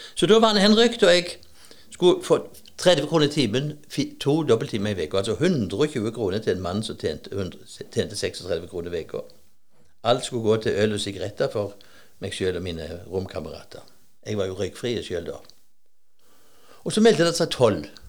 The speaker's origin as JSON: {"language": "Norwegian", "town": "Nærbø", "region": "Rogaland", "country": "Norway", "moved": "yes", "said": "jeg er ikke fra Høyland IH, men fra Høyland i Nærbø"}